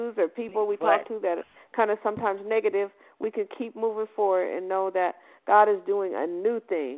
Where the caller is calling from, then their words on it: Aurora, Colorado, United States; also born or lived in Denver, Colorado; I'm calling from Denver, Colorado. I actually live in Aurora now, but I'm in Colorado.